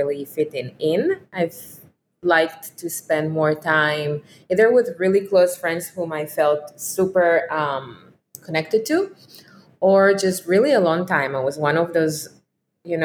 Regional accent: Israel; moved away as an adult; I was growing up in Israel

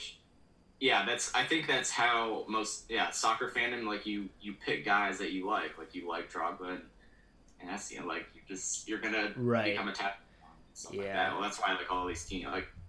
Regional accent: Michigan, United States; moved away as an adult; also born or lived in Indiana; now in Huntsville, United States; I'm from Michigan originally, so I have the Red Wings and the Pistons for NHL and the NBA. So there's that. They're like, my dad's from Detroit area, so I have that.

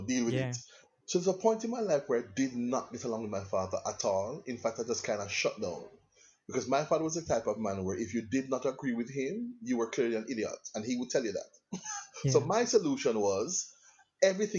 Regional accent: Kingston, Jamaica; also born or lived in England; so I was born in England, and my parents came back to Jamaica when I was 7. Okay, and I lived in Kingston. Yeah, man, Kingston, Jamaica

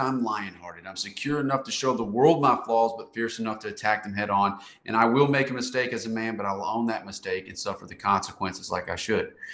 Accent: Conway, Arkansas, United States; moved away as an adult; also born or lived in Nashville, Tennessee / Raleigh-Durham, North Carolina; I'm from Central Arkansas, and I'd moved off to Nashville, Tennessee, and into Raleigh, Durham

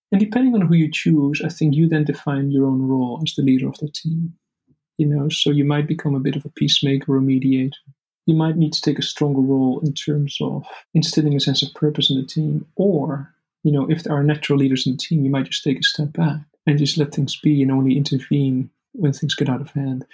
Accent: Netherlands; the Netherlands, you know, which is my home country

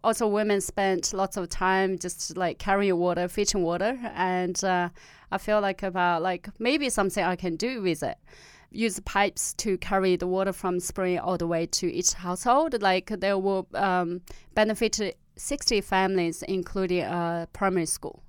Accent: Tibetan plateau, Amdo, China; accent: Amdo Tibetan; first language Amdo Tibetan; English is a second language; moved away as an adult; also born or lived in Australia; my own dialect from the village

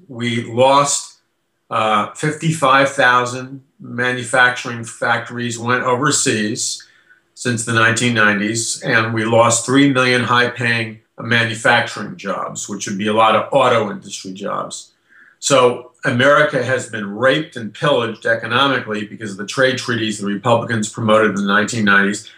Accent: United States; I'm an American

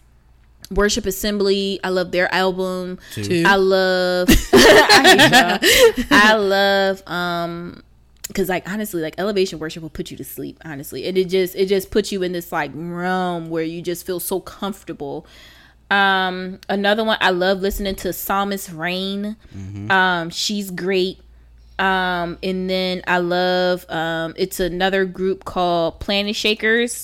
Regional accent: Philadelphia, Pennsylvania, United States; I'm from Philly.

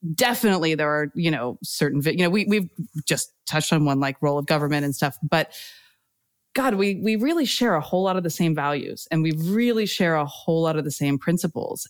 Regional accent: United States; moved away as an adult; now in United Kingdom; as an American, you know, growing up around, you know, the Bill Clinton time

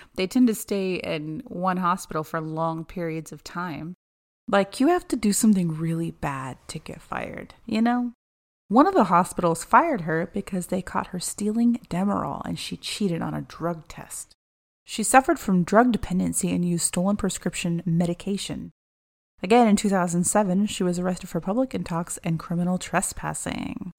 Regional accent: Oklahoma, United States; we're from Oklahoma

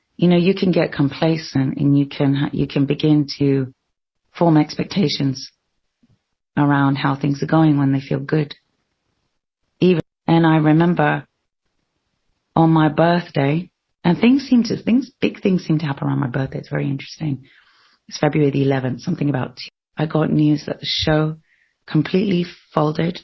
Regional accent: London, United Kingdom; I was born in London

